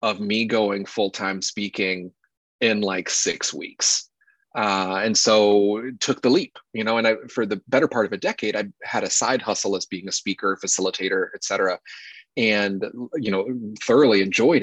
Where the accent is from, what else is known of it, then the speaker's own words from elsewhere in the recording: North Carolina, United States; born and raised in North Carolina